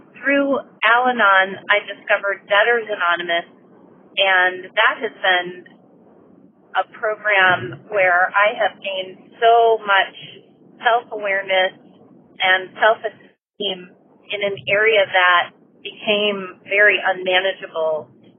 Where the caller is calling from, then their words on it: Maryland, United States; calling from Maryland. Actually, I'm calling you from California, where I'm here on work right now.